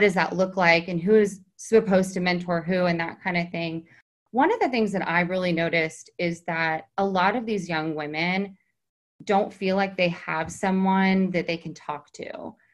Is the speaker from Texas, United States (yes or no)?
yes; Texas, United States; moved away as an adult; also born or lived in New York City; now in Hamptons, United States; I was in New York City for 14 years from Texas. I came up from Texas when I was 18